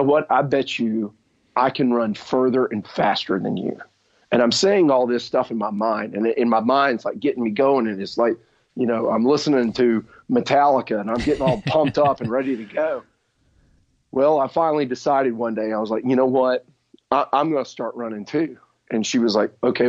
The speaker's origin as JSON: {"language": "English", "town": "Birmingham", "region": "Alabama", "country": "United States", "tie": "born or raised there", "said": "I grew up here in Birmingham, Alabama"}